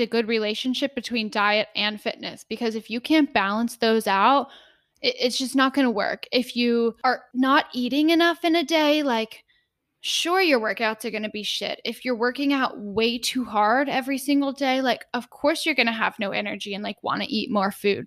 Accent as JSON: {"language": "English", "region": "Texas", "country": "United States", "tie": "born or raised there", "said": "I was raised in Texas"}